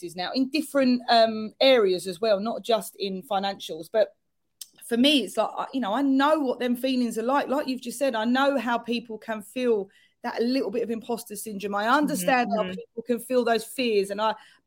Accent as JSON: {"language": "English", "region": "London", "country": "United Kingdom", "accent": "London", "said": "my very London accent"}